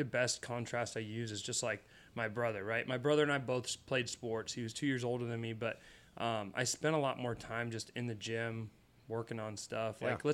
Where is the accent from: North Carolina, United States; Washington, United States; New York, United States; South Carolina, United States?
Washington, United States; Pullman; moved away as an adult; also born or lived in Iowa; I originally grew up in Pullman, Washington, hometown to Washington State University